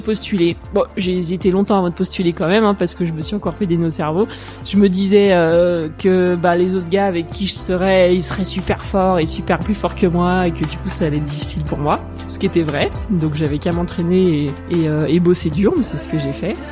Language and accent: French; La Roche-sur-Foron, Auvergne-Rhône-Alpes, France; also born or lived in Nancy / Grenoble; Je suis née à Nancy, mais j'ai grandi en Haute-Savoie à La Roche-sur-Foron, à côté de Bonneville